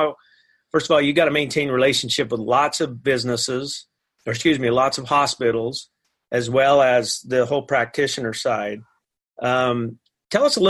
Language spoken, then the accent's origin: English; Riverton, Utah, United States; my hometown